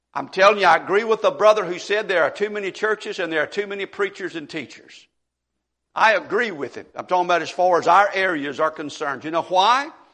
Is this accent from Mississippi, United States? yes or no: yes; Monroe County, Mississippi, United States; In Mississippi, at least an area where I grew up in Monroe County